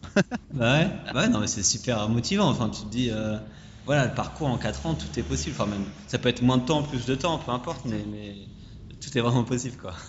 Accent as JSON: {"language": "French", "country": "France", "moved": "yes", "said": "quand on vient de France"}